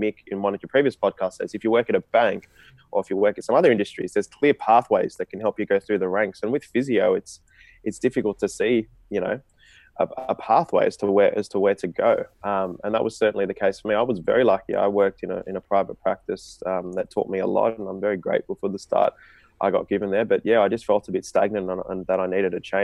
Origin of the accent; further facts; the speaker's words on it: Australia; me being of an Indian background, but being Australian